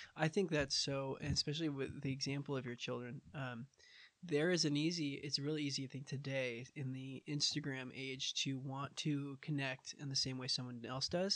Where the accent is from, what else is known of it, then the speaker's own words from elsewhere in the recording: Portland, Oregon, United States; I grew up around Portland